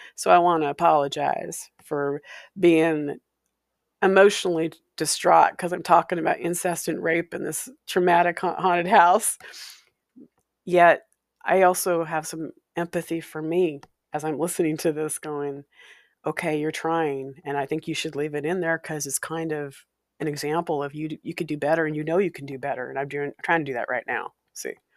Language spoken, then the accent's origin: English; Walla Walla, Washington, United States; A haunted house I grew up in, in Walla Walla, Washington. My hometown